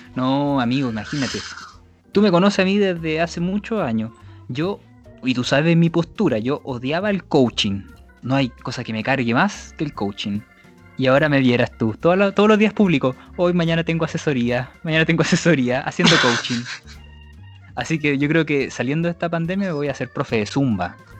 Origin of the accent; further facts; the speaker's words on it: Chile; que es linda mi tierra.